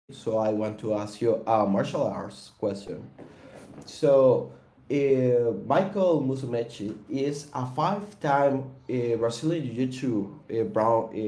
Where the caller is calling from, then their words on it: Costa Rica; I'm from Costa Rica.